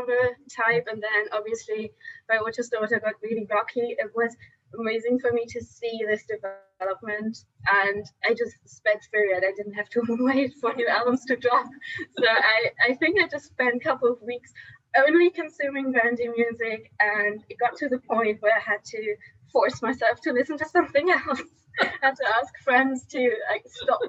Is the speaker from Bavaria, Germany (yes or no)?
no; Cologne, North Rhine-Westphalia, Germany; I'm from Germany, from Cologne to be precise